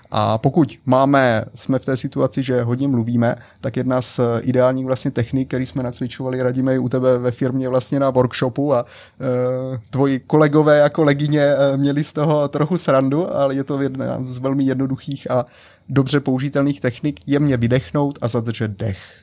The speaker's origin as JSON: {"language": "Czech", "country": "Czechia", "said": "první v Česku žijící Čech"}